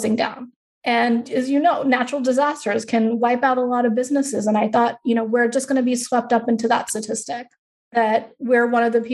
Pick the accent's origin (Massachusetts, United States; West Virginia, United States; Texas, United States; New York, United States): New York, United States; Long Island; also born or lived in Queens; I grew up in Long Island